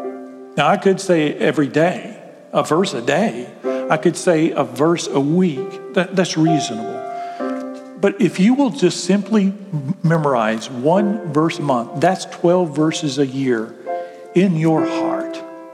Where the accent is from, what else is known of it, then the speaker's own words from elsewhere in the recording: Graham, United States; And so you couldn't just go down and Graham. I grew up in Graham.